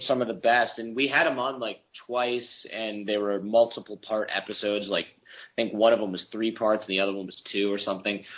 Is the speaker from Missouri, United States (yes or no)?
no; Michigan, United States; also born or lived in New York; now in California, United States; I was born in Michigan, which is cold and snowy, and then I lived in New York